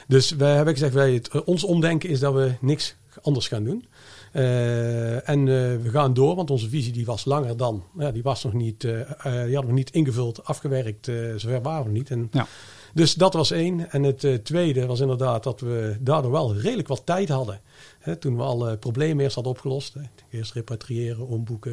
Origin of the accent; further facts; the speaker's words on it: Netherlands; als Nederlander